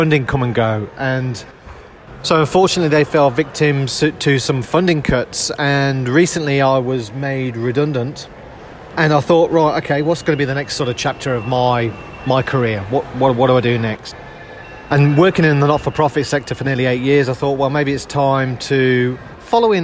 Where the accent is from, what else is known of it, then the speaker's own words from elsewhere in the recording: United Kingdom; moved away as an adult; now in Australia; as you'll gather from my accent, I'm not a local boy to Australia. So I came out to Australia from the UK back in 2008.